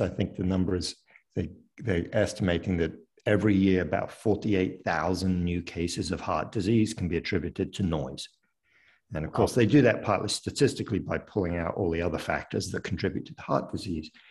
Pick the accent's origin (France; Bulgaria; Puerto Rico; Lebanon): France; near Paris, Île-de-France; moved away as an adult; also born or lived in London, United Kingdom / United Kingdom / upstate New York, United States; now in United States; I was born in London but grew up in France uh, near Paris